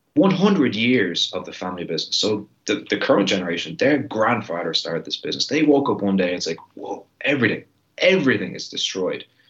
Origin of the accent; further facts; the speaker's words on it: Ireland; my country and the heritage and the ethnicity of Irish people